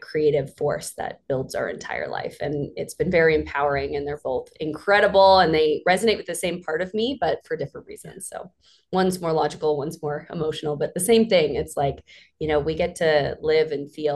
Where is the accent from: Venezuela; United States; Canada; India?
Canada; Vancouver Island, British Columbia; I'm from Vancouver Island, a small little town, a mining town there.